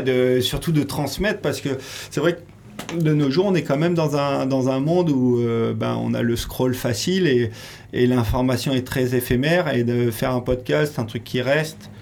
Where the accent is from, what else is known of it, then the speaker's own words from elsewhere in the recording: Royan, Nouvelle-Aquitaine, France; Moi, je suis originaire de Royan, en Charente-Maritime.